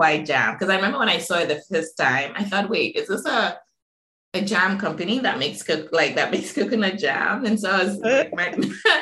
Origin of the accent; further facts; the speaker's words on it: Accra, Greater Accra, Ghana; Growing up in Accra, even, which is also a concrete jungle of its own